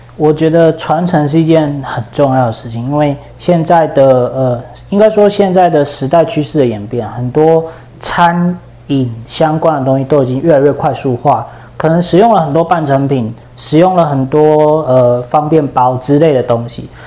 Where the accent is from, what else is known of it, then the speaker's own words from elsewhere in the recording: Yilan County, Taiwan; 我来自于宜兰嘛